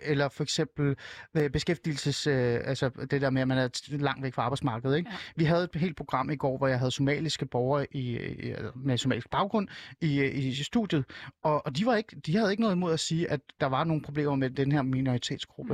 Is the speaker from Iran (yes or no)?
yes; Iran; now in Denmark; jeg er jo selv fra Iran